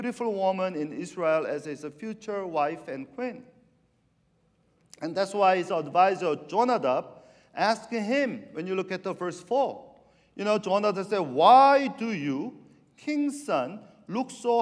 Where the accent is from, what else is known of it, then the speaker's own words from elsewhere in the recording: Argentina; now in San Francisco Bay Area, United States; I'm from South America, you know. I went to high school in Argentina